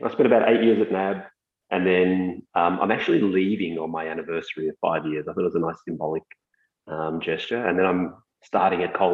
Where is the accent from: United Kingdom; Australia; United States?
Australia; Melbourne, Victoria; I grew up in lots of places. Um, I was born here in Melbourne and uh, I actually did the maths when I was about 25 and we'd moved about uh, every 18 months. So my, my parents were immigrants.